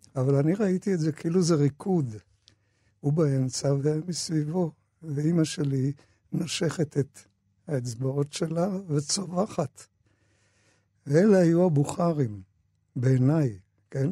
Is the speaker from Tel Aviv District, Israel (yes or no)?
yes; Tel Aviv, Tel Aviv District, Israel; also born or lived in Austria; אנחנו, שהגענו לארץ אחרי uh, המעברות, שלחו אותנו לשכונת שפירא, וגרנו שם